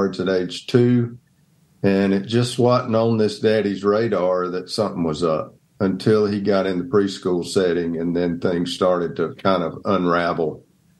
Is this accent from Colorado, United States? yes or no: no; Donalsonville, Georgia, United States; moved away as an adult; also born or lived in Atlanta, Georgia / Dothan, Alabama; I grew up in Donelsonville, Georgia